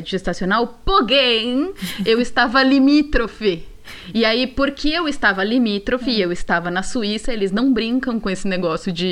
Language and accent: Portuguese; São Paulo, Brazil; now in Switzerland; eu sou de São uhum. Paulo.